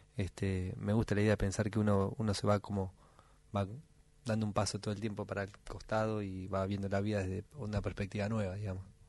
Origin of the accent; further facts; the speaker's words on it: Buenos Aires, Argentina; moved away as an adult; also born or lived in Córdoba hills; now in Córdoba, Argentina; yo soy porteño, así, nací y viví en Buenos Aires toda la vida, por más que ahora vivo en otro lado.